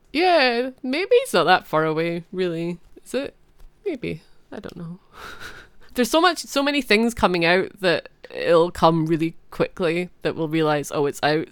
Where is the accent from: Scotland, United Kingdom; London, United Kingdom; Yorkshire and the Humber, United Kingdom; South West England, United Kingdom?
Scotland, United Kingdom; I'm Scottish